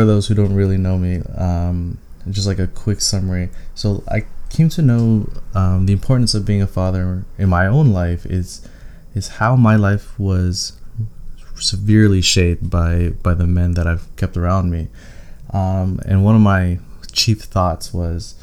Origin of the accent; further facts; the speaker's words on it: Toronto, Ontario, Canada; I was born and raised in Toronto.